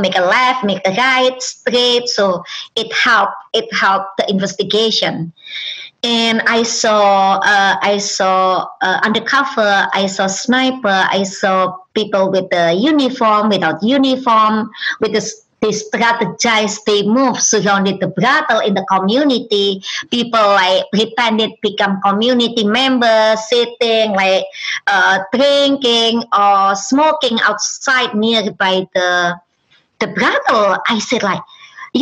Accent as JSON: {"language": "English", "country": "Indonesia", "first_language": "Indonesian", "second_language": "English", "moved": "as an adult", "lives_now": "United States", "said": "Indonesia, my native language"}